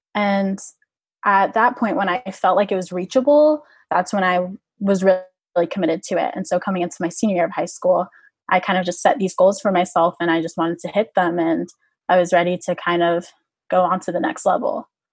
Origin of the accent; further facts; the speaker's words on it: Orlando, Florida, United States; I'm from Orlando, Florida, and there was a club um, in the area that I grew up